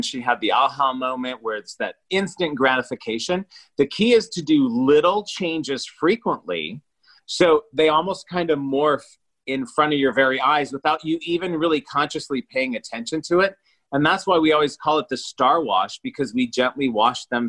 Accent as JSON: {"language": "English", "region": "Iowa", "country": "United States", "moved": "yes", "lives_now": "Los Angeles, United States", "said": "I'm from Iowa"}